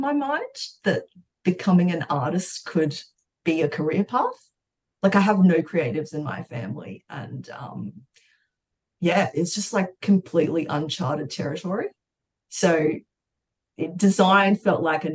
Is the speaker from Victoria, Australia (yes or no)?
no; Brisbane, Queensland, Australia; also born or lived in Brazil / London; now in Melbourne, Australia; I was born in Brazil, and when we were when I was seven, my family migrated to Australia, and we went to Brisbane. So I grew up in Brizzy